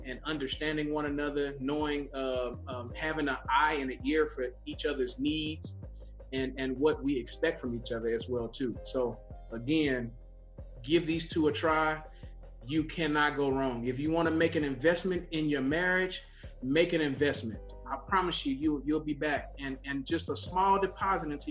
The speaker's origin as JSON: {"language": "English", "region": "California", "country": "United States", "said": "This is my wife, Angelica. We're from California"}